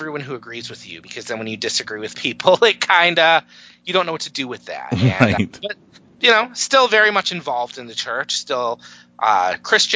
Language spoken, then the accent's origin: English; Detroit, Michigan, United States; I am from the Detroit area, the very cold Detroit area this morning.